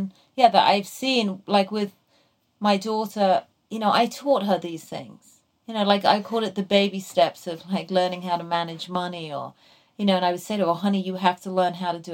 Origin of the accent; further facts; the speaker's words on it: England, United Kingdom; And, you know, I came from England where we had healthcare for everyone.